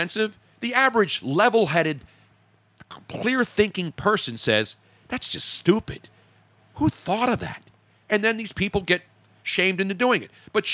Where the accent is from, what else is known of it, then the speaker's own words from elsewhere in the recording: Philadelphia, Pennsylvania, United States; I'm from Philadelphia and I'm Italian.